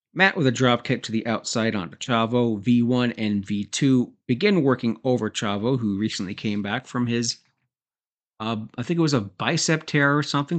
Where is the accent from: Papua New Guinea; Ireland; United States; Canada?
Canada; I'm Canadian